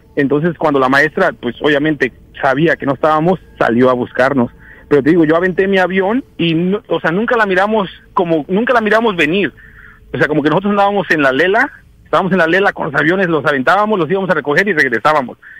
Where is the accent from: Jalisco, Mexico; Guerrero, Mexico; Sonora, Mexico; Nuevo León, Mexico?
Guerrero, Mexico; now in Seattle, United States; en mi pueblo se festeja una, una feria